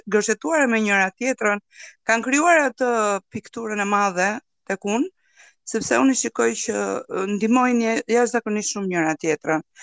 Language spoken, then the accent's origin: Albanian; Durrës, Durrës County, Albania; unë jam nga Durrësi, Gozdeti.